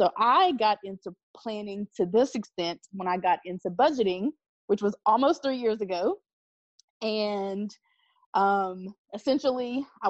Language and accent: English; Ohio, United States; also born or lived in West Virginia; So it's a mixture of Ohio and West Virginia. And I say that because I just kind of flopped between the two as I was growing up.